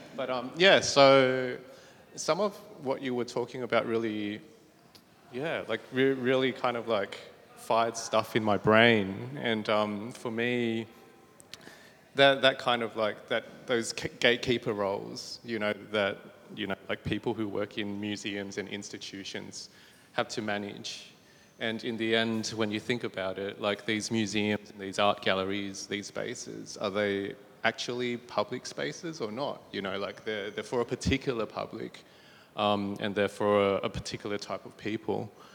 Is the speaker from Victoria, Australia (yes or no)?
no; Bankstown, New South Wales, Australia; growing up in Bankstown